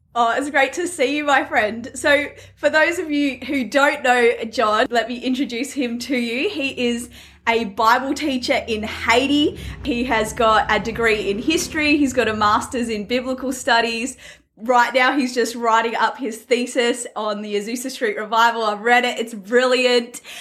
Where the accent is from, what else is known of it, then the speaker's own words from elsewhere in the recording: Australia; I'm an Aussie, so I don't pronounce anything correctly.